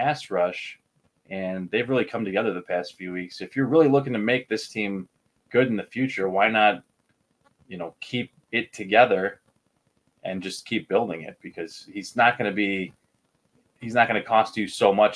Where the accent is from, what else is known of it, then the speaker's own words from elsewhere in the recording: Illinois, United States; my hometown or home state college.